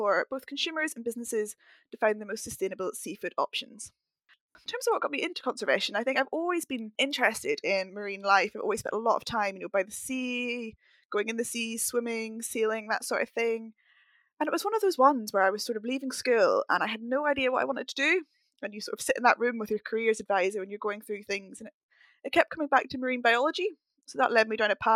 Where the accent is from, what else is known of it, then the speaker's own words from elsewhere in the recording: Northern Ireland, United Kingdom; moved away as an adult; also born or lived in Stirling, Scotland / London; I grew up in Northern Ireland